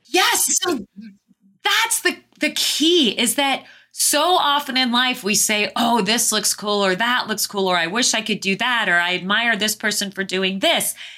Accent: Phoenix, Arizona, United States; moved away; also born or lived in Southeast Asia; I was born and raised in Phoenix, Arizona.

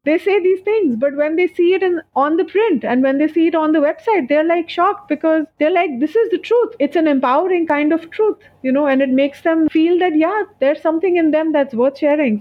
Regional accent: Dubai, United Arab Emirates; I was brought up in Dubai

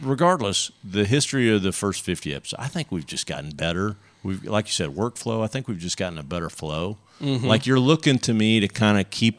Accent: Texas, United States; I'm a Texan.

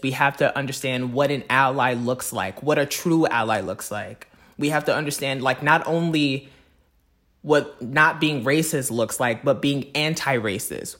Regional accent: Fayetteville, Arkansas, United States; was born and raised in Fayetteville, Arkansas

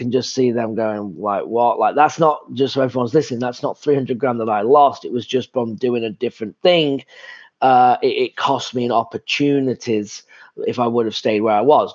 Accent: England, United Kingdom; moved away as an adult; I'm from England.

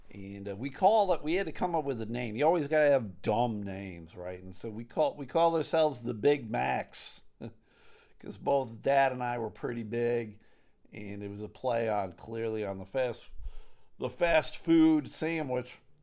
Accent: Clarence, New York, United States; I grew up in Clarence. Williamsville was the town next door

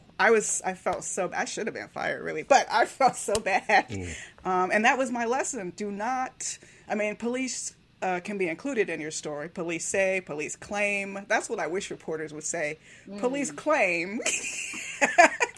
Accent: Miami, Florida, United States; I grew up in Miami

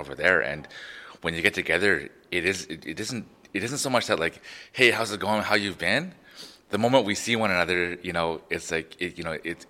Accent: Prince Albert, Saskatchewan, Canada; Growing up in Prince Albert, first-generation Canadian

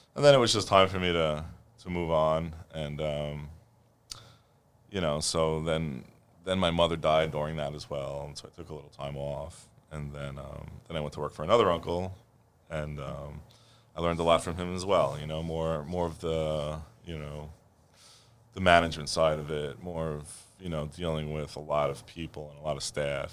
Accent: New York City, New York, United States; born or raised there

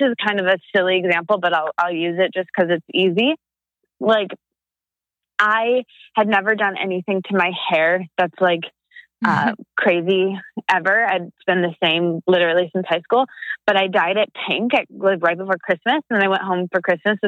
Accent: a very small town in Michigan, United States; moved away; I'm from a very small town in Michigan. I'm not from Detroit. And my family is all there primarily and no one left.

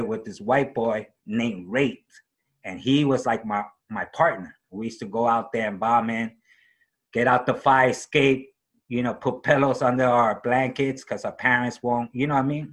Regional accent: New York City, New York, United States; also born or lived in Woodside, Queens, New York; I grew up in Harlem, New York, Upper West Side.

